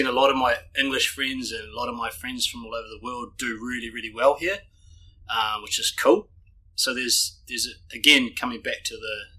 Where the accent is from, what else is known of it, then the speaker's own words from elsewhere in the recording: Auckland, New Zealand; moved away as an adult; now in Queenstown, New Zealand; I guess I'm originally from South Auckland.